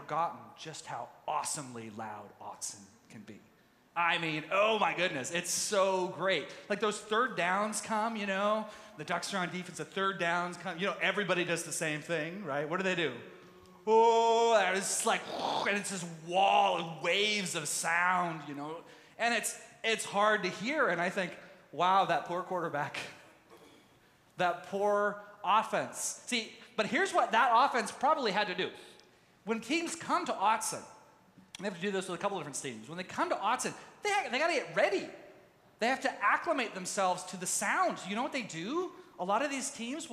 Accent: Tyler, Texas, United States; moved away; also born or lived in Mendocino, California; I grew up in Youth with a Mission. And in the Tyler, Texas base was huge

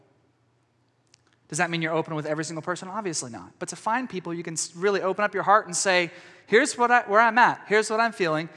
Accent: East Texas, United States; I come from East Texas

